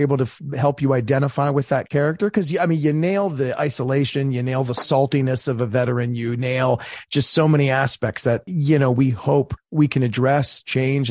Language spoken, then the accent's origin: English; Maryland, United States; my home state of Maryland